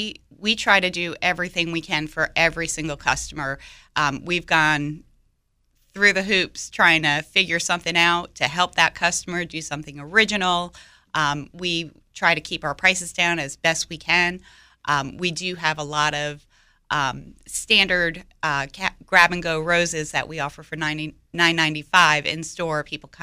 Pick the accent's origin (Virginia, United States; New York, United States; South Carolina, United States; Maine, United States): New York, United States; now in Raleigh, United States; I'm from New York